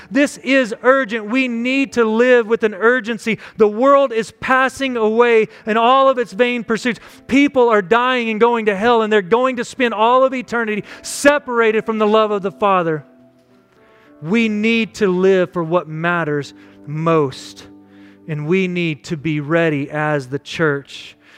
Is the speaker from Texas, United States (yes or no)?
yes; West Texas, United States; Growing up in West Texas